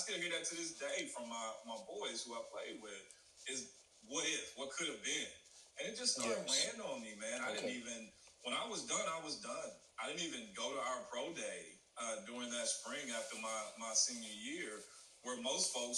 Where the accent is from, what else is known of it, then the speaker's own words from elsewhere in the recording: St. Louis, Missouri, United States; moved away; also born or lived in Southern California / San Jose; I'm originally from St. Louis, Missouri